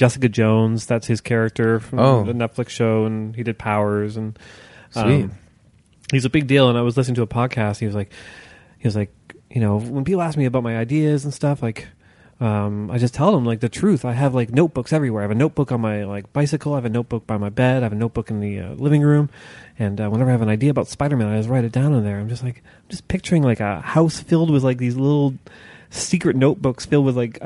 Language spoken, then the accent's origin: English; Barrie, Ontario, Canada; also born or lived in Oakville; now in Toronto, Canada; I'm from Barrie